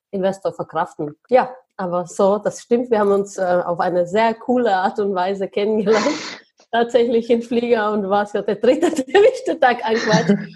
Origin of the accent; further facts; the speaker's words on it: Czechia; German is a second language; So, aber ich komme tatsächlich aus Tschechien. Ich komme aus einer mega, mega armen Familie.